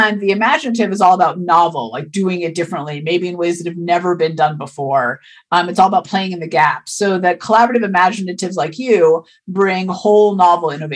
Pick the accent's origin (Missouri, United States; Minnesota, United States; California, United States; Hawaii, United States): California, United States; East Bay; I grew up in East Bay in California